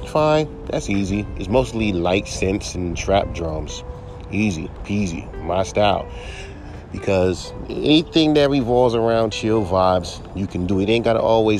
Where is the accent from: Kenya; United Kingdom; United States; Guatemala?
United States; California; I'm from California